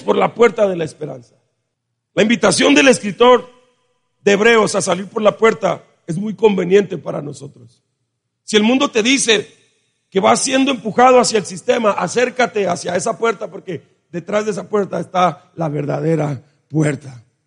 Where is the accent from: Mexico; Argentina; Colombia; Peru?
Mexico; Nosotros como mexicanos